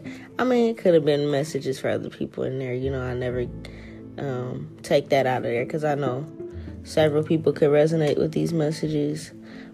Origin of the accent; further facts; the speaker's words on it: New Orleans, Louisiana, United States; moved away; my hometown in New Orleans